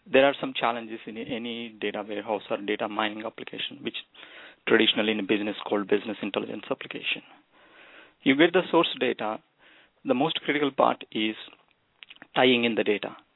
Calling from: United States; from US.

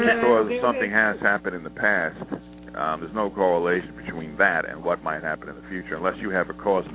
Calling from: Montana, United States; I'm Montana.

